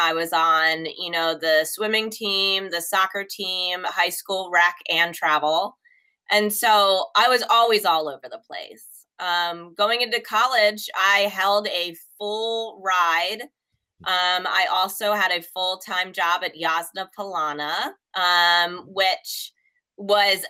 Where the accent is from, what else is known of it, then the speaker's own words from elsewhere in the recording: Ewing, New Jersey, United States; we lived in Ewing